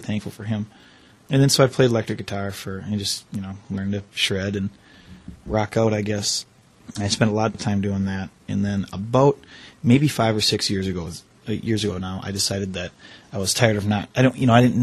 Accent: Chippewa Falls, Wisconsin, United States; I grew up in Chippewa, and I've lived sort of in town my whole life

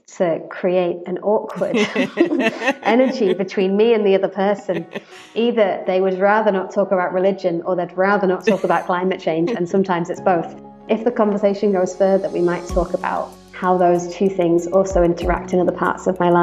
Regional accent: United Kingdom; also born or lived in United States; I'm British, white British. I've lived most of my life in the UK

